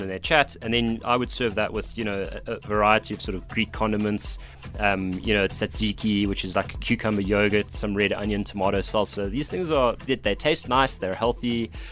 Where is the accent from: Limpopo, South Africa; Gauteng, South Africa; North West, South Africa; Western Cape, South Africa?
Western Cape, South Africa; Cape Town; I'm from Cape Town